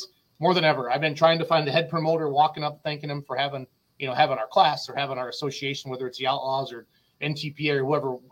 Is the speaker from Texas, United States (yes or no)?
no; Richland Center, Wisconsin, United States; Richland Center, my hometown